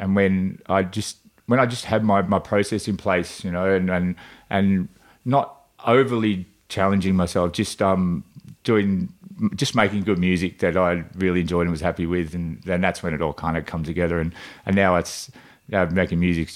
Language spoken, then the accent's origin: English; Gippsland, Victoria, Australia; moved away as an adult; now in Melbourne, Australia; I grew up in the country. I grew up down in Gippsland